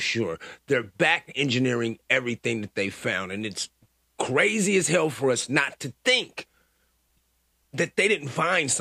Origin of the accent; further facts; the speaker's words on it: United States; as a American born and raised in this motherfucking country